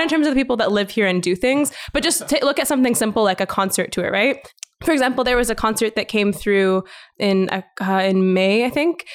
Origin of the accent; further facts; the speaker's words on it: Calgary, Alberta, Canada; first language English; also born or lived in Vancouver; born and raised in Calgary